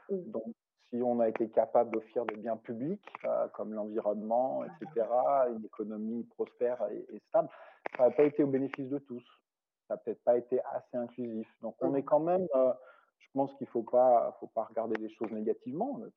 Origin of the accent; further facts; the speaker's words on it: France; comme je suis français de naissance, la grenouille, c'est ça, appelle souvent les Français les frogs